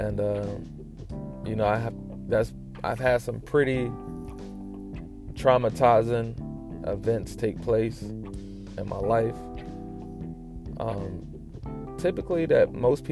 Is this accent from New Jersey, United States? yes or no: yes; Trenton, New Jersey, United States; I grew up in Trenton, New Jersey, in the projects.